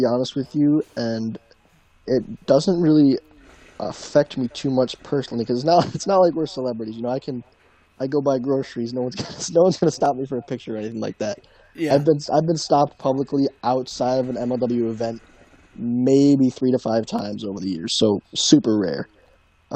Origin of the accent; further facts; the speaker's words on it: Michigan, United States; We both, we grew up fans of, you know, rival colleges. You grew up a huge Michigan fan, Michigan family. I live across the street from them, and we're big Michigan State people, so we're from Michigan